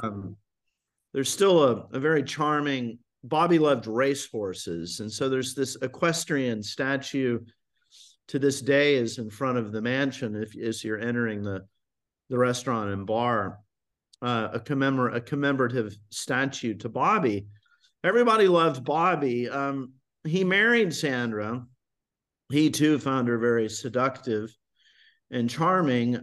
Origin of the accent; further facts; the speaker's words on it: Highland Park, Texas, United States; moved away as an adult; also born or lived in Boston / Vienna, Austria; I grew up in Highland Park